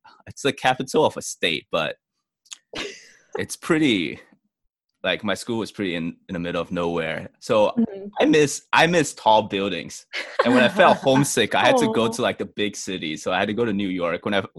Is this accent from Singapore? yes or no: yes; Singapore; also born or lived in Hong Kong; Like, I grew up in Singapore and Hong Kong.